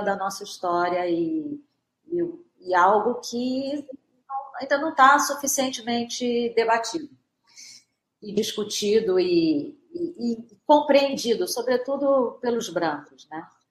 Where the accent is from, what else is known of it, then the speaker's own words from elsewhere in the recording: Brazil; somos brasileiros